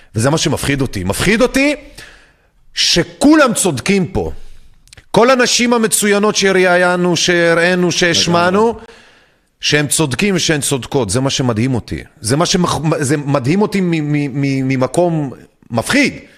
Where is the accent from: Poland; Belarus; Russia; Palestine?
Belarus; now in Israel; גדלנו בתוך גאיות הריגה בבלארוס